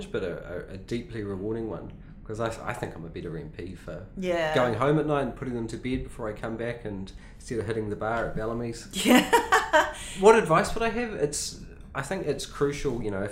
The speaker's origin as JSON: {"language": "English", "region": "Gisborne", "country": "New Zealand", "tie": "born or raised there", "said": "I was born in the Gisborne Hospital"}